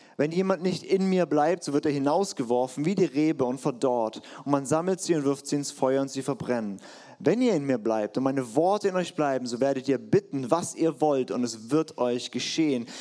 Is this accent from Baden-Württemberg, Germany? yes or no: yes; Black Forest, Baden-Württemberg, Germany; bei uns im Schwarzwald